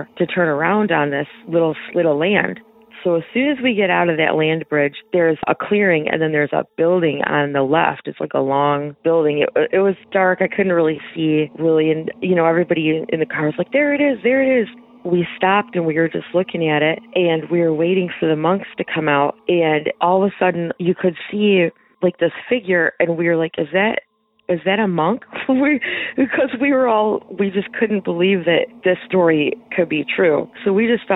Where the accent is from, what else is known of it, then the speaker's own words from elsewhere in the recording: Michigan, United States; I'm from Michigan